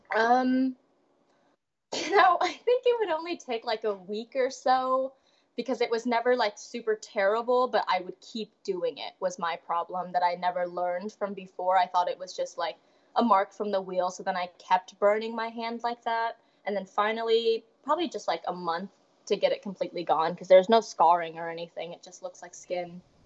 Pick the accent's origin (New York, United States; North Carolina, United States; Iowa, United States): Iowa, United States; Des Moines; I grew up in Des Moines, Iowa, my whole life